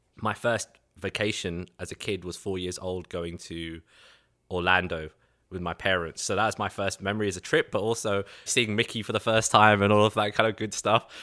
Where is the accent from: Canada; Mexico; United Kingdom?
United Kingdom; London; accent: Cockney; moved away as an adult; now in Chicago, United States; Born and raised in London, England, east side of London.